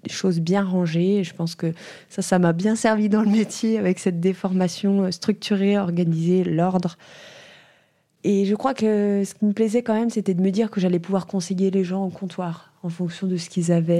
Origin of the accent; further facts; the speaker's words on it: Langres, Grand Est, France; j'ai grandi à Langres